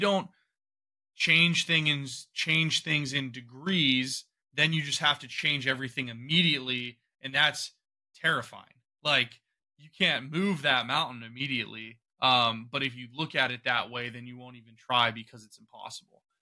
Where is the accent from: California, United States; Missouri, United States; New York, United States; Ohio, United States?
Ohio, United States; I'm from Ohio